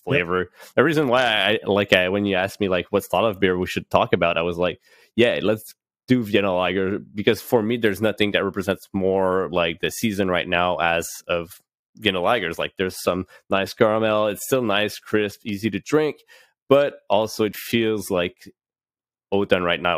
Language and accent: English; Gatineau, Quebec, Canada; I'm originally from Gatineau. I'm still in Gatineau